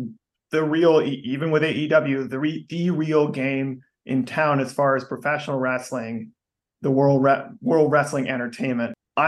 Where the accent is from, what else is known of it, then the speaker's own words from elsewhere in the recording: Texas, United States; especially since I grew up in Texas